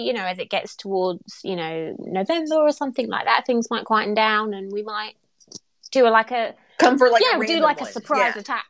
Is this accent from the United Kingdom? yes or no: yes; England, United Kingdom; Well, I am English.